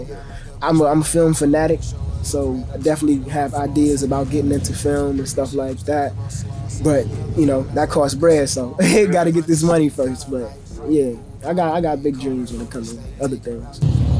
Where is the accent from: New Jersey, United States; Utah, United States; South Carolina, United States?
South Carolina, United States; South Carolina. It really depends on your personality, but for me, it's dope, man. Like, you got a lot of values that teach you, like, slow living, you know, that patience that teach you, you know, everybody teach you manners, everybody around there is hospitable for the most part.